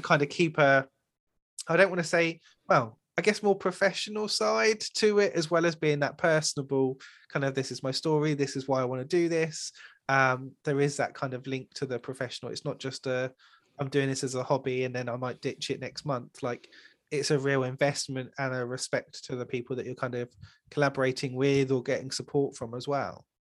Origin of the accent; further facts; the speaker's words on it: United Kingdom; especially being British